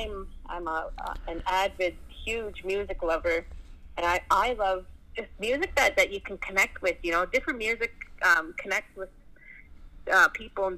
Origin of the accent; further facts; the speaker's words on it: Canada; also born or lived in British Columbia; I grew up here in Plains Cree country where my dad's from